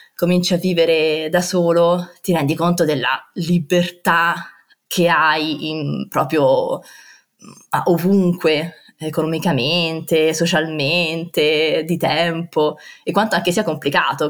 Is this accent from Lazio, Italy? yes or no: yes; Rome, Lazio, Italy; moved away as an adult; now in Rotterdam, Netherlands; sono nata e cresciuta a Roma